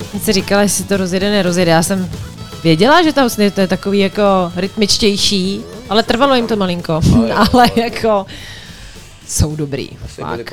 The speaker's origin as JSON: {"language": "Czech", "country": "Czechia", "said": "tak já, eh, pocházím z Třevenic"}